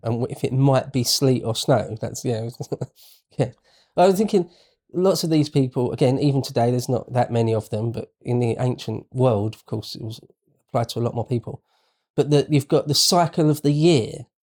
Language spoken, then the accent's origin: English; United Kingdom